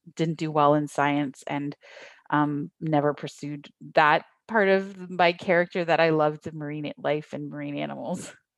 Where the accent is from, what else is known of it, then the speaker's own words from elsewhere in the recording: Niagara region, Ontario, Canada; also born or lived in Thunder Bay / Toronto; I grew up in the Niagara region, so we're, like, you know, across the lake from the, the, everyone knows Toronto